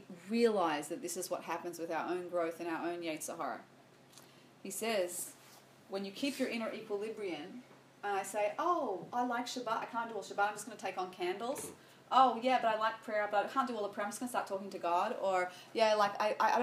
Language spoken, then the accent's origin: English; Sydney, New South Wales, Australia; I grew up in Sydney, Australia